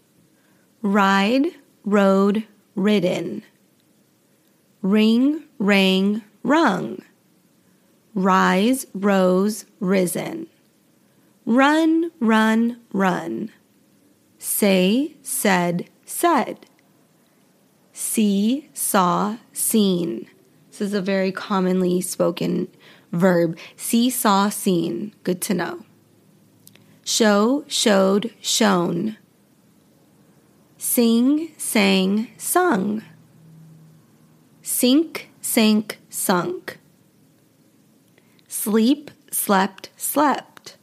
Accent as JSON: {"language": "English", "region": "Western United States", "country": "United States", "accent": "Western", "said": "Western accent, my accent"}